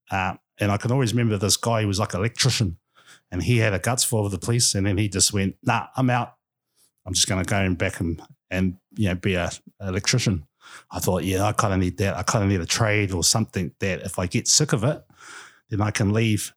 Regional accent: Gisborne, New Zealand; moved away as an adult; also born or lived in Auckland / Wellington; born and bred, uh, Gisborne boy

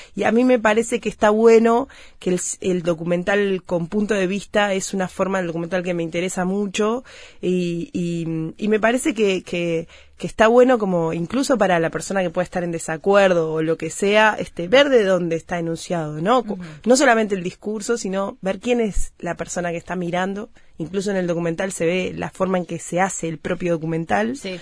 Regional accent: Uruguay; las mujeres de mi país

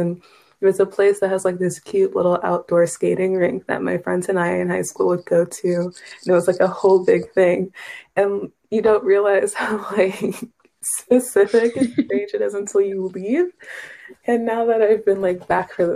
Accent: Kansas, United States; moved away

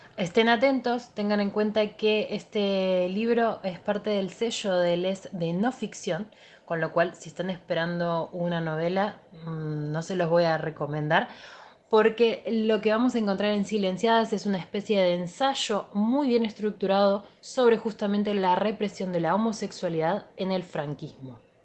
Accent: Argentina; nosotros, como argentinos

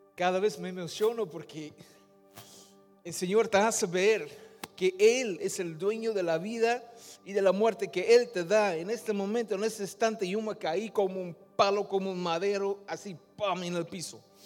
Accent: Netherlands; Spanish is a second language; moved away as an adult; also born or lived in Peru; Mi padre es de Surinam, mi madre es de Indonesia, yo nací en Holanda

